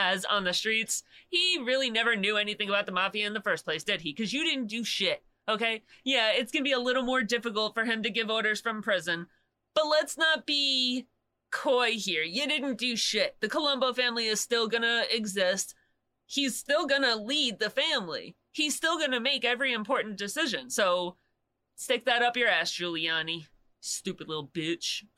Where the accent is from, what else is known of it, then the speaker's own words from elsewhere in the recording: Long Island, New York, United States; I'm from Long Island, born and raised